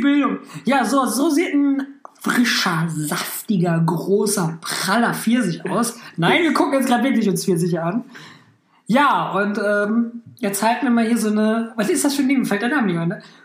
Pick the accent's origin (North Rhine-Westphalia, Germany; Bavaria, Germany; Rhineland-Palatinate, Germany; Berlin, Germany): North Rhine-Westphalia, Germany; Hamm; meiner Heimatstadt